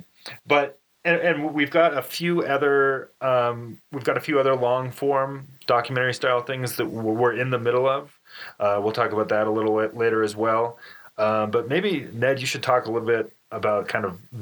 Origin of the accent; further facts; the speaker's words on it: Denver, Colorado, United States; I grew up in Denver